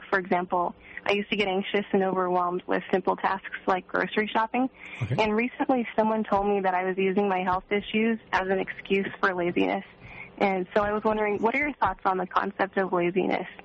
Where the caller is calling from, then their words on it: San Francisco Bay Area, California, United States; Hi, I'm, um, I'm from the San Francisco Bay Area